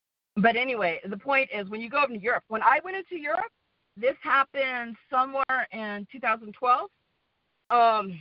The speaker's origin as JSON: {"language": "English", "region": "the West", "country": "United States", "also_born_or_lived": "Sweden", "accent": "American, kind of Western", "moved": "as an adult", "said": "my American accent, which is kind of Western"}